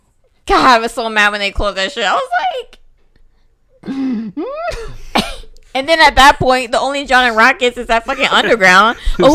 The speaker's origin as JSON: {"language": "English", "town": "Atlanta", "region": "Georgia", "country": "United States", "said": "because I'm from here"}